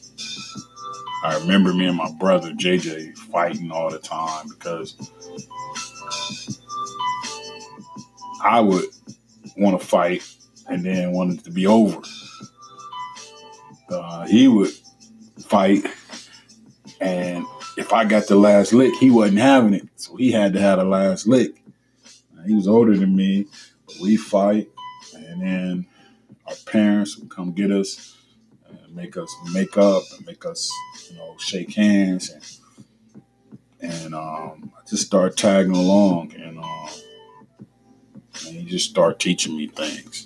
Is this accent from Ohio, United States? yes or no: yes; Cleveland, Ohio, United States; I remember growing up in Cleveland, on the east side of Cleveland